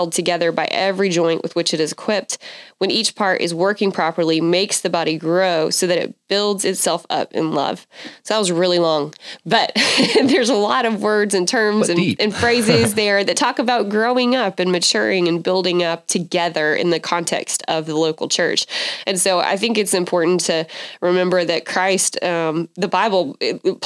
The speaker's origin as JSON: {"language": "English", "town": "Athens", "region": "Georgia", "country": "United States", "tie": "born or raised there", "moved": "as an adult", "lives_now": "Waco, United States", "said": "we had moved from my hometown of Athens, Georgia, to Waco, and I knew nobody"}